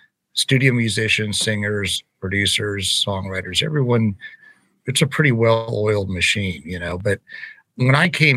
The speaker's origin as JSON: {"language": "English", "town": "Los Angeles", "region": "California", "country": "United States", "tie": "born or raised there", "moved": "as an adult", "lives_now": "Nashville, United States", "said": "I grew up in Los Angeles"}